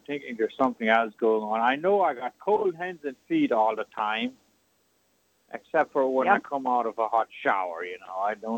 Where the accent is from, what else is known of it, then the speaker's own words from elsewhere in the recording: South Dakota, United States; I was born in South Dakota.